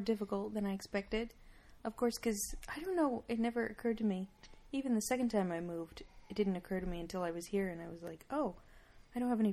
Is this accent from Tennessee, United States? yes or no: no; Flagstaff, Arizona, United States; moved away as an adult; also born or lived in Netherlands; now in Slovakia; I'm from Flagstaff, Arizona